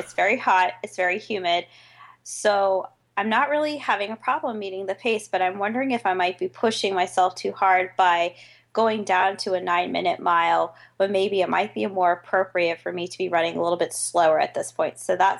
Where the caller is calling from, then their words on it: Orlando, Florida, United States; I am calling from Orlando